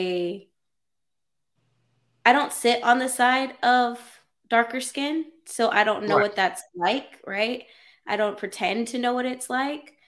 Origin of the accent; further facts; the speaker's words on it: California, United States; me growing up in California